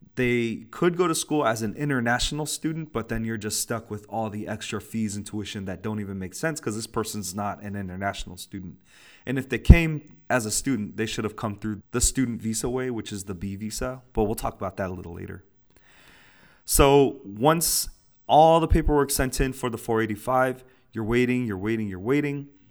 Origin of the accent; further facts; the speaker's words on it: United States; I'm born and raised in the United States.